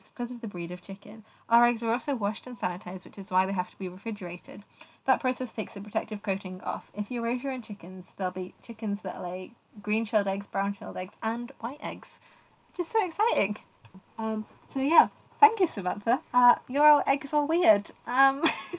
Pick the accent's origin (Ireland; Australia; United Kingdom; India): United Kingdom; you'll know that we're British, and you can probably tell that from our voices